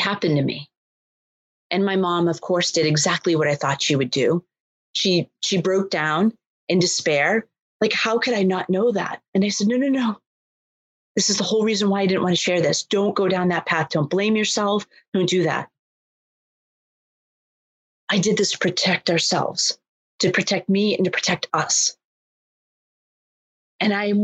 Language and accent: English; Boston, Massachusetts, United States; I'm born and raised in Boston